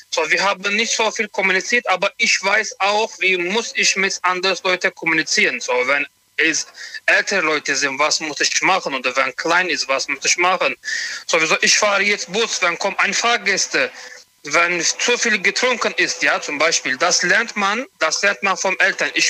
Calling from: Montabaur, Rhineland-Palatinate, Germany; ich komme von Montabaur.

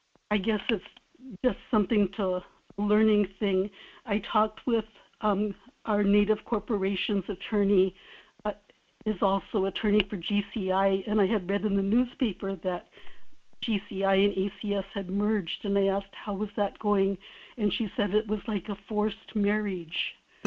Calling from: Kodiak, Alaska, United States; in Kodiak.

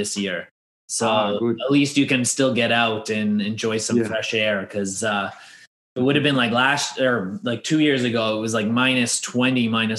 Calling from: Toronto, Ontario, Canada; I'm calling from Toronto

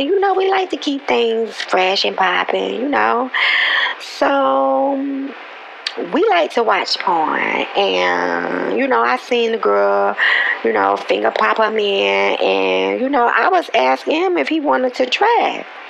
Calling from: Texas, United States; I'm calling from Texas, and I'm listening to In My Head

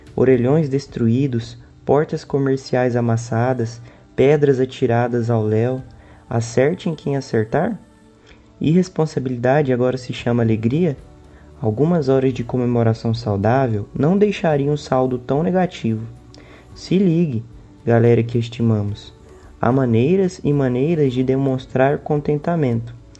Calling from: Goiânia, Goiás, Brazil; eu falo de Goiânia

